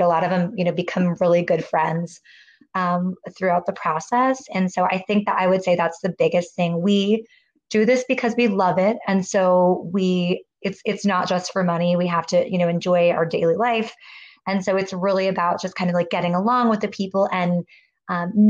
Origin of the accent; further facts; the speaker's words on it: Virginia, United States; I grew up living in Virginia with my mom and my grandparents, but then I would spend summers with my dad in the Midwest outside of Chicago